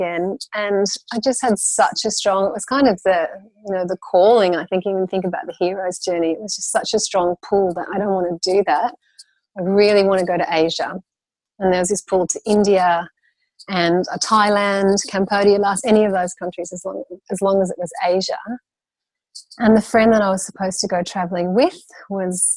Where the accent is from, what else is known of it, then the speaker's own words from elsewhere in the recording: Brisbane, Queensland, Australia; I grew up in Brisbane, Queensland in Australia, and moved around quite a lot when I was young, but then Brisbane for the latter half